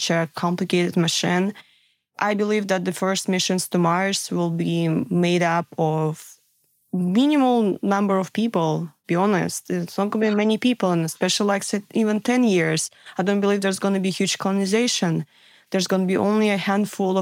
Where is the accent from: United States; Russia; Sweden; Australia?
Russia; Siberia; moved away; I grew up in Siberia